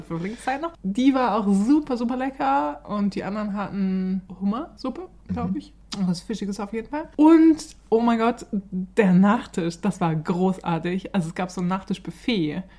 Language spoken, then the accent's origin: German; Germany; now in Stockholm, Sweden; unser Leben als Deutsche